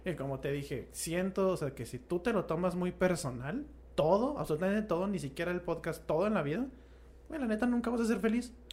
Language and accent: Spanish; Mexico; somos mexicanos